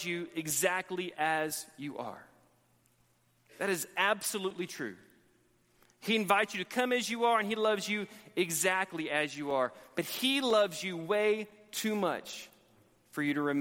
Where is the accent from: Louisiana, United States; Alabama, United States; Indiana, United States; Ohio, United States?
Alabama, United States; Montgomery; moved away as an adult; now in Texas, United States; where I grew up in Montgomery, Alabama